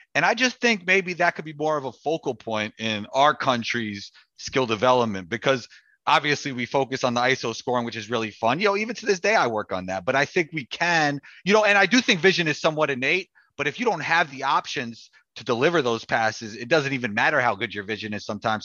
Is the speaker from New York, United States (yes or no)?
yes; New York City, New York, United States; I grew up playing in New York City